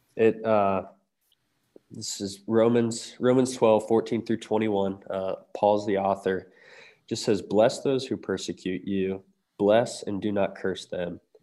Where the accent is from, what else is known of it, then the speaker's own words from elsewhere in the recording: Lancaster, Ohio, United States; home is Southeast Ohio. I grew up in Lancaster for most of my life